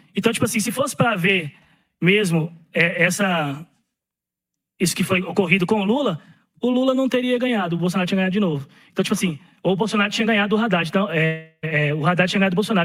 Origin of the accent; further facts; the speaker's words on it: Brazil; eu sou brasileiro